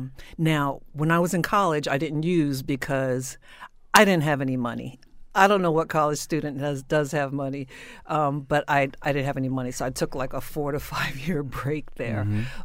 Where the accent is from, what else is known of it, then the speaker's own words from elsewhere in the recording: New Jersey, United States; I was raised in South Jersey after my family had done a lot of moving around, which is what military families do.